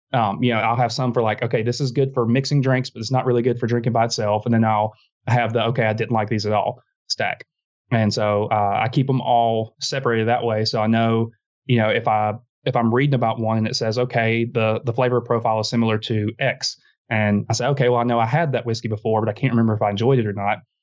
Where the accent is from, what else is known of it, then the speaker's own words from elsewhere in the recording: South Georgia, United States; now in Montgomery, Alabama, United States; I'm from South Georgia.